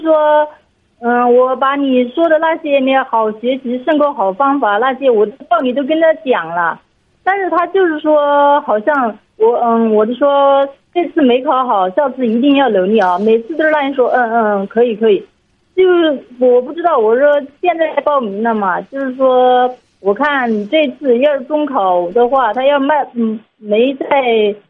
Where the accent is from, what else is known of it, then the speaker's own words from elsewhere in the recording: Hubei, China; 我是湖北的